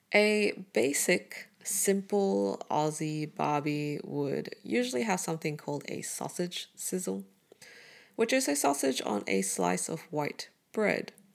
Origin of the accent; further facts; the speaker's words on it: Brunei; now in Melbourne, Australia; Growing up in Southeast Asia